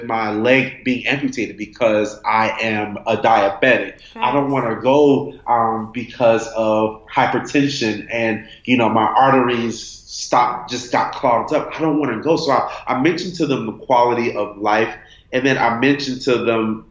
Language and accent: English; Miami, Florida, United States; I'm from Miami, Florida